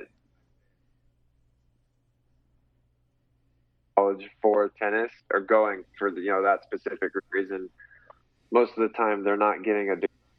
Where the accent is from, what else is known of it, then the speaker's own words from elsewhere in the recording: Fort Worth, Texas, United States; I grew up in Fort Worth. My parents still live in Fort Worth